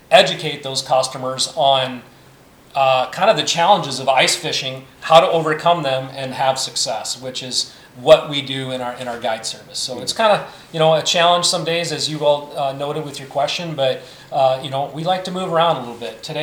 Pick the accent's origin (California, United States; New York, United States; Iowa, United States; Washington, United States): Iowa, United States; So so I'm originally an Iowan